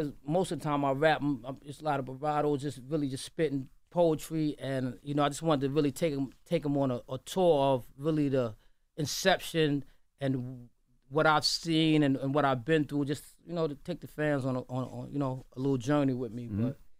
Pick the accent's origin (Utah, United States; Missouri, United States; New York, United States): New York, United States; New York City; I'm from Brooklyn